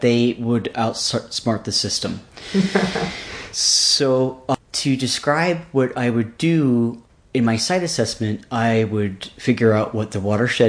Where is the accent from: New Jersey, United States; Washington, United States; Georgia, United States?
Washington, United States; Seattle; moved away; also born or lived in Alaska; I was raised mostly in the Seattle, Washington region